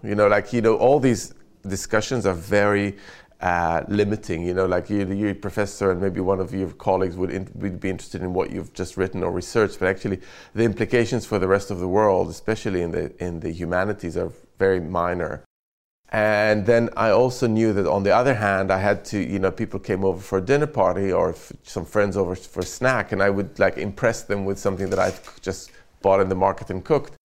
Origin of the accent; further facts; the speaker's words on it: Jerusalem, Jerusalem District, Israel; now in London, United Kingdom; I grew up in Jerusalem